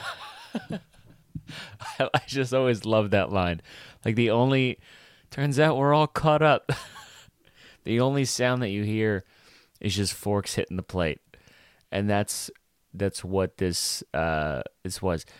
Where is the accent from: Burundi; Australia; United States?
United States; New York City, New York; I'm from Brooklyn